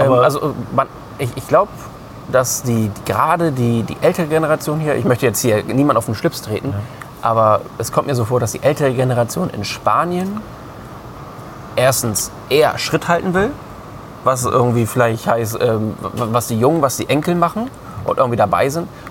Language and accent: German; Germany; bei uns in Deutschland